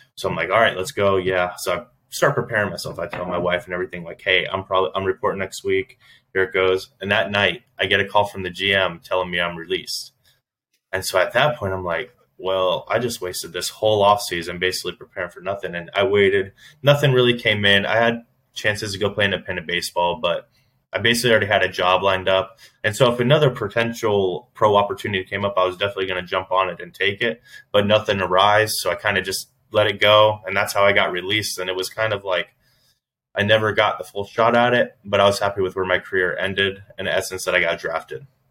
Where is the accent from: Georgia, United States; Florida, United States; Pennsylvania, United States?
Florida, United States; Orlando; my hometown, Orlando.